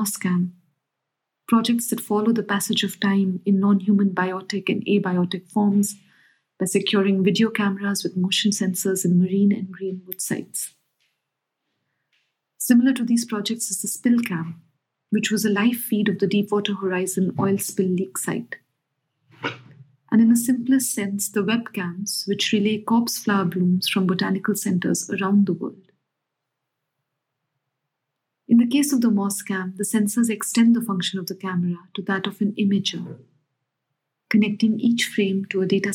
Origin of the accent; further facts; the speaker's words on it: Noida, Uttar Pradesh, India; also born or lived in New Delhi; I grew up in a house which was across the river Yamuna in the town of Noida, which is now part of another state but comes under the National Capital Territory.